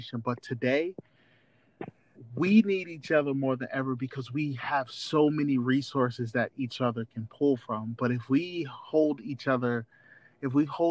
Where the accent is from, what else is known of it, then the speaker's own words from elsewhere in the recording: United States; also born or lived in New Jersey / Atlanta, Georgia / Fort Valley, Georgia; I grew up in New Jersey, grew up in Atlanta, very, very Black communities.